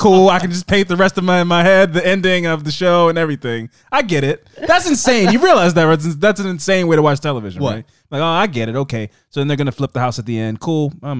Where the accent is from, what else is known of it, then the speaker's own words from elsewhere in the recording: Maryland, United States; And I'm from Maryland.